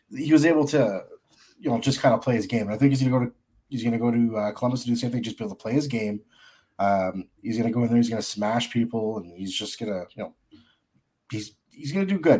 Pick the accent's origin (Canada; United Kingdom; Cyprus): Canada; I'm a Canadian